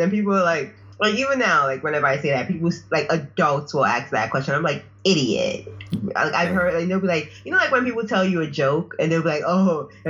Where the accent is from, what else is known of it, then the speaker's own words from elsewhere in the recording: Nigeria; moved away; I'm African. I'm from the African continent, duh. But more specifically, Nigeria.